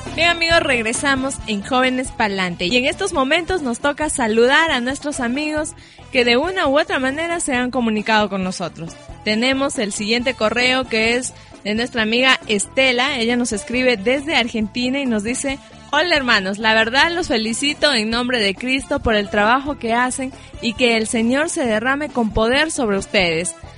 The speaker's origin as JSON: {"language": "Spanish", "town": "Chachapoyas", "region": "Amazonas", "country": "Peru", "said": "nosotros los chachapoyanos"}